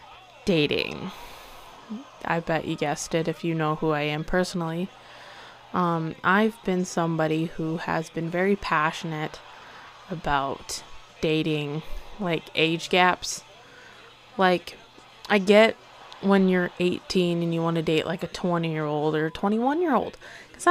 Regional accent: Hollister, Missouri, United States; I'm from Missouri. I'm from Hollister, Missouri

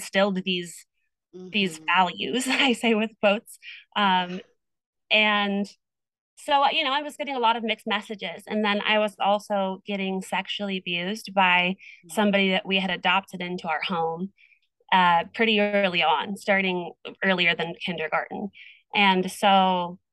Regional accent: Iowa, United States; now in California, United States; we moved away from Iowa. And I moved to California

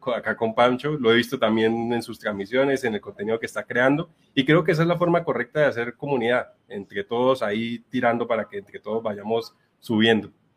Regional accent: Bucaramanga, Santander, Colombia; soy de Bucaramanga, en Colombia

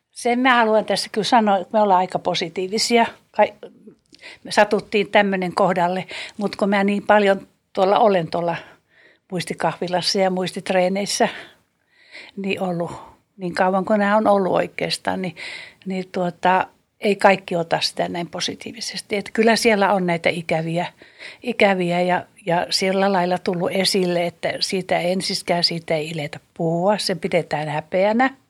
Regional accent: Karelia, Finland; Mä oon siirtolainen, mä oon karjalainen kuulen, niin mä oon joutunut luopumaan niin, niin paljosta mun perhe ja suku

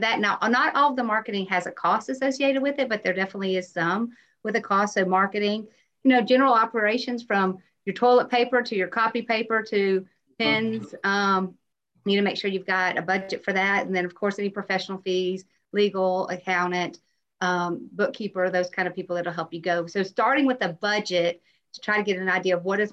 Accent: Tennessee, United States; moved away as an adult; also born or lived in Atlanta, Georgia; now in Auburn, United States; I am from Tennessee originally

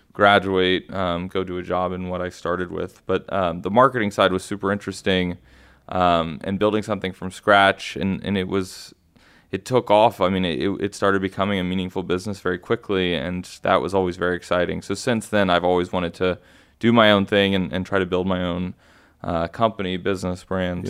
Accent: Houston, Texas, United States; moved away as an adult; also born or lived in Austin, Texas; now in New York, United States; I am actually born and raised in Houston, Texas.

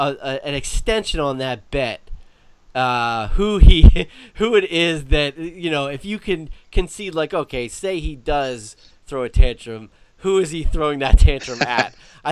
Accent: New Jersey, United States; we're from Jersey.

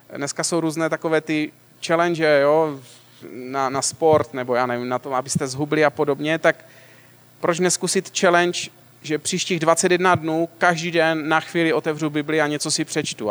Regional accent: Moravian-Silesian Region, Czechia; já teda pocházím ze Slezska

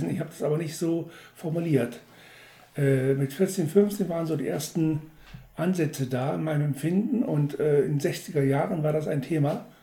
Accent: Wolfsburg, Lower Saxony, Germany; in unserer damaligen Kirchengemeinde in Wolfsburg, wo ich herkomme

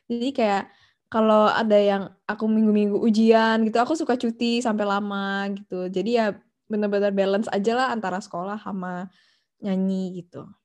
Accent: Cirebon, West Java, Indonesia; Ya, keluarga aku dari Cirebon. Lalu aku um, waktu itu uh, playgroup di TKK Seto, terus TK-nya eh playgroup di Kak eh, Seto, sorry. Sekolah Kak Seto, terus TK di Santa Maria, dari SD sampai SMA di BPK Penabur gitu.

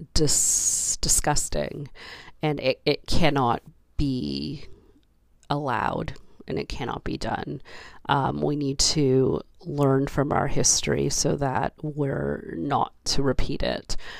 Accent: Canada; as a Canadian

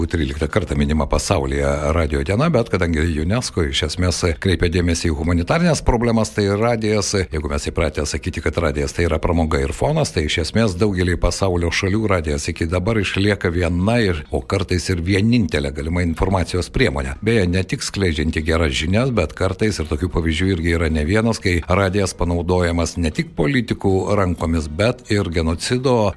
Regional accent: Lithuania; Lietuvoje, žinoma, mes e, daugelis užaugome su Radio Luxemburg

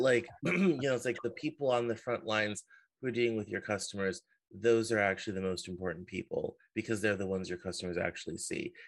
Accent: Denver, Colorado, United States; now in Seattle, United States; I'm from originally from Denver

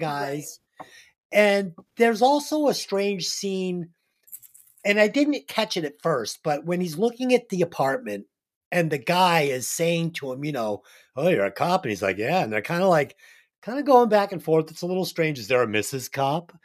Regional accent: Boston, Massachusetts, United States; I'm from Boston

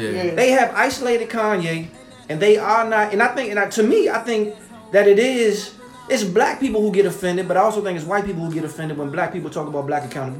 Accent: Washington, District of Columbia, United States; I was born at Columbia Hospital for women.

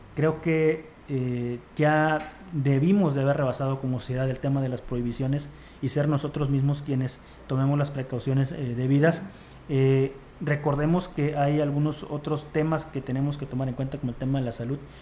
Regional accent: Mexico; como mexicanos

